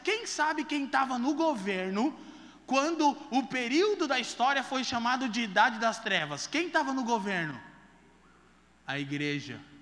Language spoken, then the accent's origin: Portuguese; Curitiba, Paraná, Brazil; Eu perdi minha adolescência toda na drogadição em Curitiba